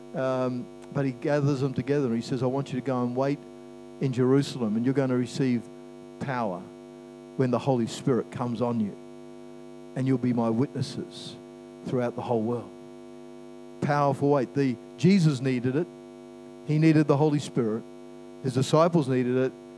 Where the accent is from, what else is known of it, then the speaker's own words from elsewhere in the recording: Christchurch, Canterbury, New Zealand; also born or lived in Brisbane, Australia / Lower Hutt, New Zealand; I was born in Brisbane, lived in Christchurch. We moved there when I was eight